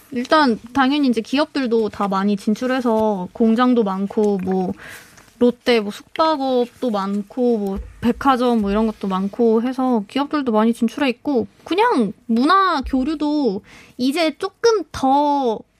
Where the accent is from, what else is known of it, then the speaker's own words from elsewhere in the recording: Russia; Korean is a second language; now in South Korea; 제가 이제 러시아 사람이다 보니까